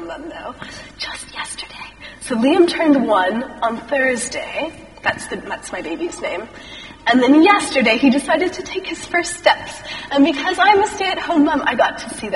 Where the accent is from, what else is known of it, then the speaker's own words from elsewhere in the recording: Texas, United States; moved away as an adult; also born or lived in Chicago; now in United Kingdom; I am American, if you hadn't guessed that. I grew up in a little tiny town in Texas